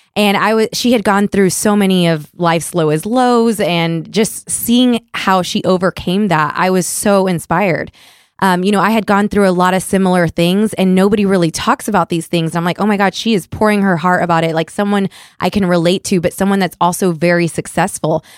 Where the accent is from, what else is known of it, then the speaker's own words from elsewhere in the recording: Puerto Rico; moved away; I'm originally from Puerto Rico